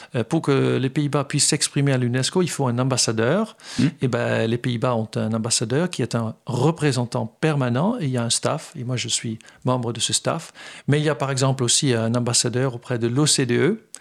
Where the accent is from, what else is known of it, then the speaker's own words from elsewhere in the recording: Netherlands; also born or lived in Fontenay-aux-Roses, France; now in France; je suis néerlandais